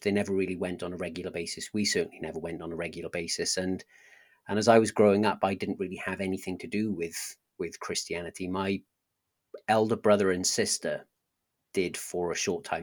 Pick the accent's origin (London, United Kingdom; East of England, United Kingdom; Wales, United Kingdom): Wales, United Kingdom; South; accent: Welsh; I grew up in a, a slightly larger town in South Wales